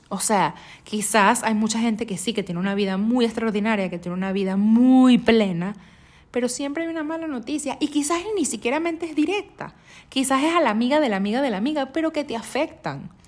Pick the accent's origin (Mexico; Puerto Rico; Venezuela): Venezuela; now in United States; Yo cuando salí de, de, Estados, eh, de Venezuela a Estados Unidos, yo me fui a Miami, yo llegué a la ciudad de Miami y nunca me imaginé que me iba a mudar tanto